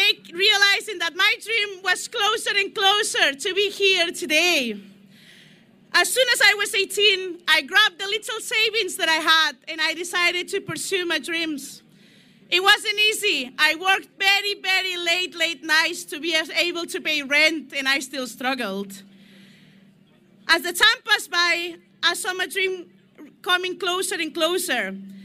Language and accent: English; Scotland, United Kingdom; I love Scotland. I am Scottish. Scotland doesn't want Brexit.